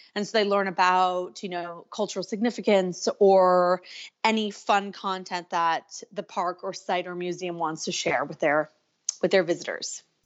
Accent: California, United States; now in Canada; I'm from California, living in Canada.

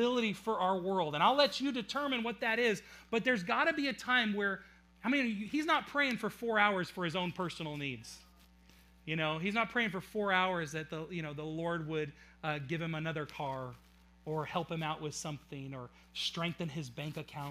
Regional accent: Auburn, United States; I was born in Auburn

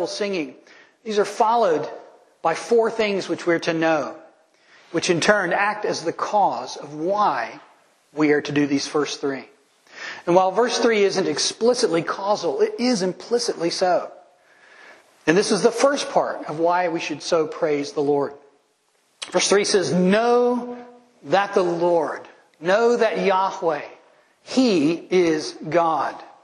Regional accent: United States; I know I'm American

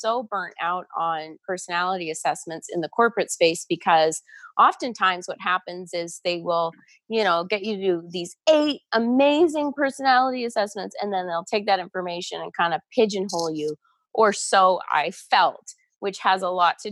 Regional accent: Toronto, Ontario, Canada; also born or lived in Atlanta, United States; now in Calgary, Canada; I grew up in the Toronto area

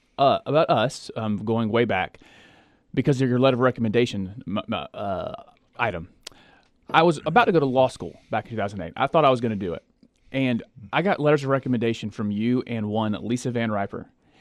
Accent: Côte d’Ivoire; born there; If you recall, I was born on the Ivory Coast. My parents were missionaries.

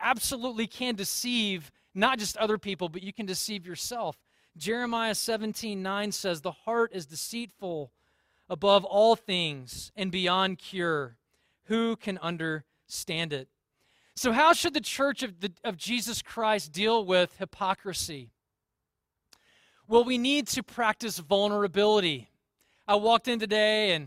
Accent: Deep South, United States; I grew up in the Deep South

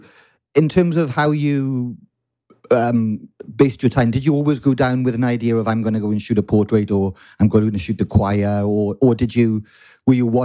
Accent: Bridgend, Wales, United Kingdom; now in London, United Kingdom; Bridgend boy, yeah, Bridgend boy.

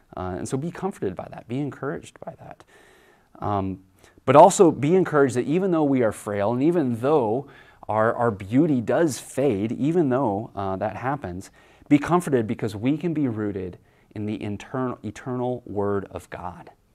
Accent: Kansas, United States; I grew up in Kansas

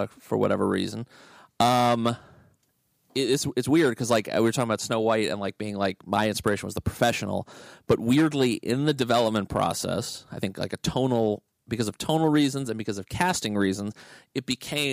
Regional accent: Dallas, Texas, United States; moved away as an adult; also born or lived in New York; I grew up in Dallas

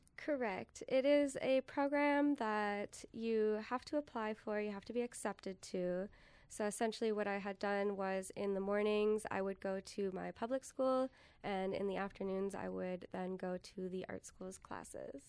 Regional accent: San Diego, California, United States; now in Appleton, United States; growing up in San Diego in the desert

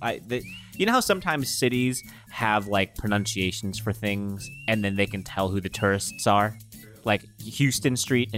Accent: Philippines; And I am Filipino.

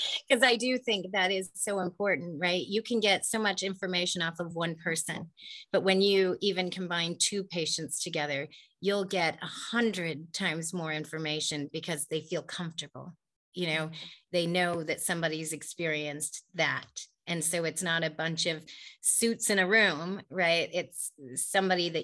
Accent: Silicon Valley, California, United States; I grew up in the Silicon Valley. I was born and raised here

